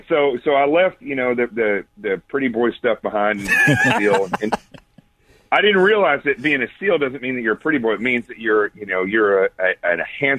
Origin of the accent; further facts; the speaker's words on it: Arkansas, United States; also born or lived in Memphis, Tennessee / Knoxville, Tennessee; growing up in this small town, Yeovil, Arkansas, in the middle of nowhere